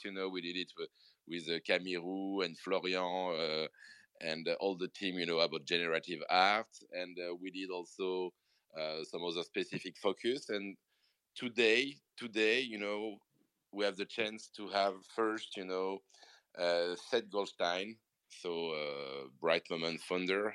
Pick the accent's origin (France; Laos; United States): France; accent: French; English is a second language; super big French accent in English